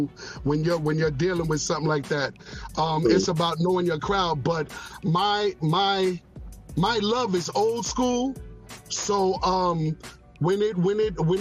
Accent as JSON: {"language": "English", "town": "New York City", "region": "New York", "country": "United States", "tie": "born or raised there", "moved": "yes", "said": "Born and raised in the Bronx. I was born in Bronx Lebanon Hospital."}